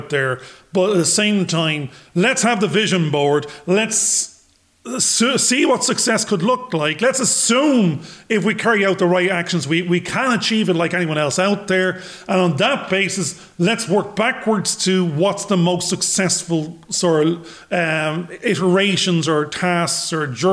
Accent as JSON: {"language": "English", "country": "Ireland", "said": "I'm a bald 52-year-old Irish bloke"}